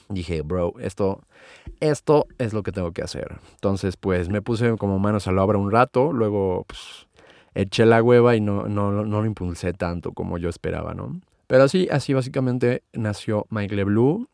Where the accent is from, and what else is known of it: Mexico City, Mexico; born or raised there